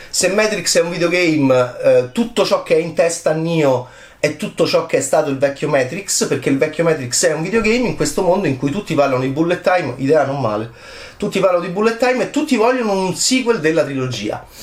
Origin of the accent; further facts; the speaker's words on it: Italy; nel mio paese, che è l'Italia